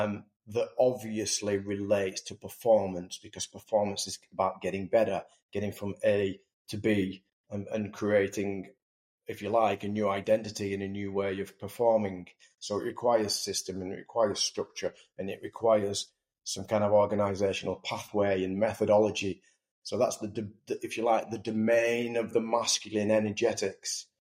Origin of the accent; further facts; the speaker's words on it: England, United Kingdom; And I just wonder, I'm English, I wonder if, number one, the English team are rooted to a really deep sense of purpose.